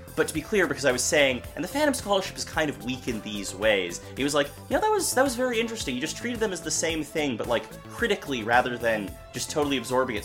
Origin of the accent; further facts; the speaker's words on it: Madison, Wisconsin, United States; University of Wisconsin at Madison, which is also my hometown